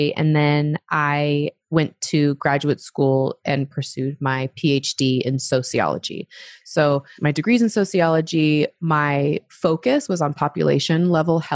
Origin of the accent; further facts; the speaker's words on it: Utah, United States; also born or lived in Arizona / Oregon / Europe / Australia; So born in Arizona, but also raised for a bit in Oregon. And then my family moved to Utah when I was 9.